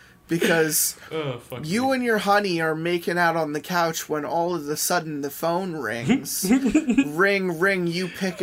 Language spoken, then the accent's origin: English; Southern United States, United States; I'm from the South, and technology doesn't really get around like it does out here on the West Coast.